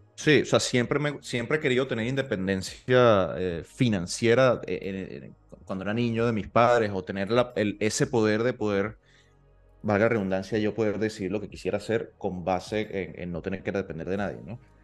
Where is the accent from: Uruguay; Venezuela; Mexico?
Venezuela; Maturín, Monagas; moved away; yo vengo de Maturín